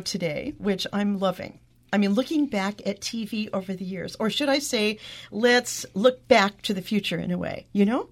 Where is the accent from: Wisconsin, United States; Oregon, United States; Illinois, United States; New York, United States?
Oregon, United States; Eastern; moved away; growing up in Eastern Oregon, I mean, we were in the middle of nowhere